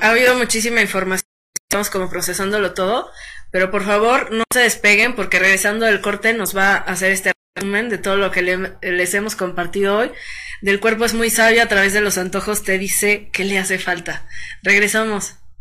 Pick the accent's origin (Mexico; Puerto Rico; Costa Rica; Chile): Mexico; Como los mexicanos que a todo le echamos limón